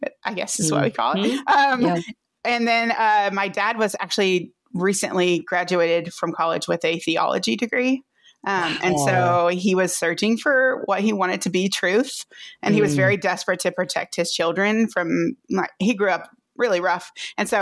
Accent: Crowley, Texas, United States; moved away as an adult; also born or lived in Grand Prairie, Texas / Richmond, Virginia / Fort Worth, Texas; I was born in Grand Prairie, Texas, which is right down the road from Fort Worth, and raised in Crowley, and right down the road.

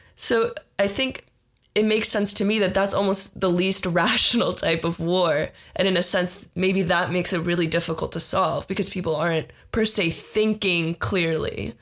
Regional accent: Israel; moved away; I am originally from Israel

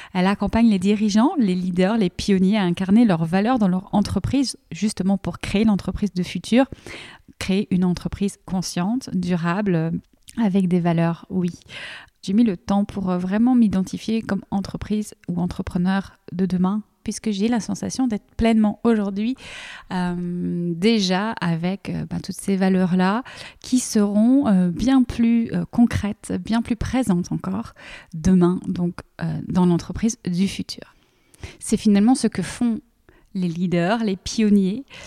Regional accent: Belgium; also born or lived in near Paris, France; now in France; moi je suis belge

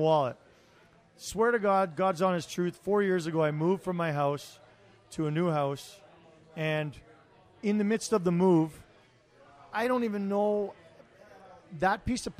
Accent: Toronto, Ontario, Canada; also born or lived in Ottawa; now in Calgary, Canada; I'm originally from Toronto

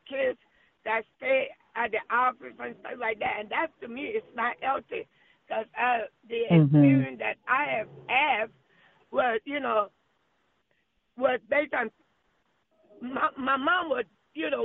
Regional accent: Costa Rica; English is a second language; now in Arkansas, United States; I speak Spanish. I was from Costa Rica

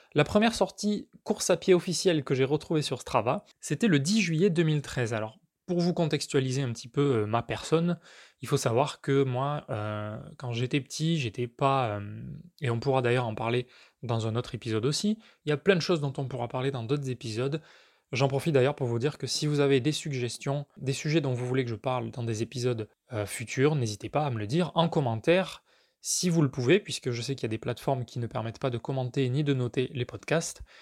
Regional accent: Villefranche-de-Rouergue, Occitania, France; moved away; Villefranche-de-Rouergue, donc en Aveyron. Donc ça, c'est là où j'ai grandi, c'est chez mes parents.

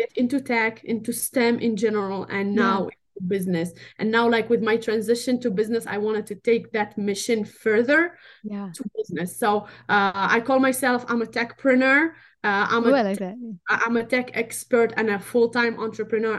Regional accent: Tunisia; English is a second language; moved away; I'm North African. I'm from Tunisia

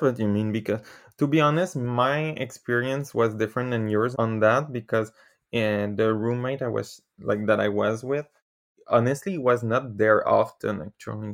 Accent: Canada; first language French; English is a second language; I'm from Canada

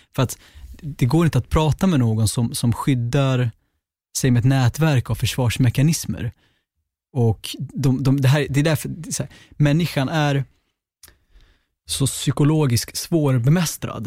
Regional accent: Sweden; also born or lived in Gottsunda, Uppsala; jag är född i Gottsunda men uppväxt på landet som enda svartskallen

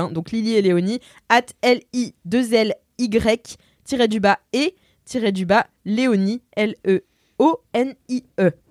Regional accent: France; accent: Marseille; elle me dit à lire avec l'accent marseillais, non pas parce que je viens de Marseille, mais parce que c'est mon accent

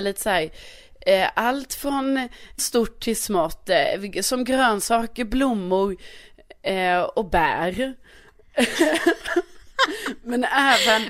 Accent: Skåne, Sweden; also born or lived in Värmland

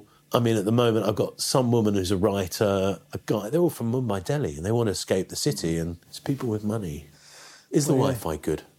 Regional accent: London, United Kingdom; moved away as an adult; now in India; I'm from London.

